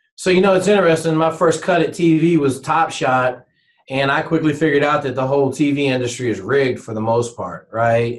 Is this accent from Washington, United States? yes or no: yes; Washington, United States; growing up in Washington State